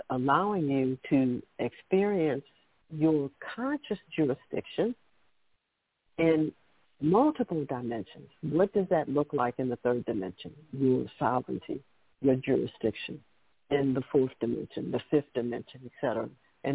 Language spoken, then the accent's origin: English; Chicago, Illinois, United States; I grew up there in Chicago